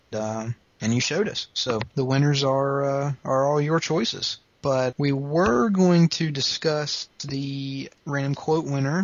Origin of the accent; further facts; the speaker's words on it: the South, United States; accent: southern; my southern accent